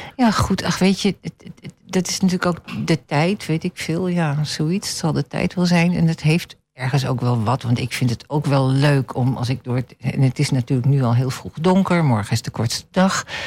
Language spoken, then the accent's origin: Dutch; Netherlands; Ik ben een Nederlander, maar ik ben een smeltkroes.